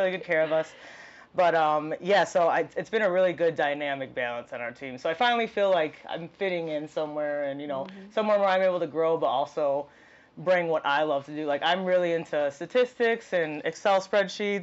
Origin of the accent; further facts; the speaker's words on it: Aurora, Illinois, United States; also born or lived in DeKalb, Illinois; I grew up in Aurora, Illinois